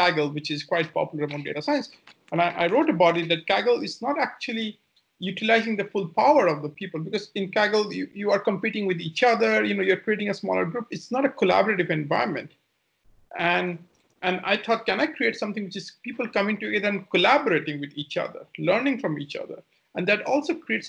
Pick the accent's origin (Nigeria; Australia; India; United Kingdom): India; moved away as an adult; also born or lived in Germany; So originally, I come from India. I left India in 2003, January.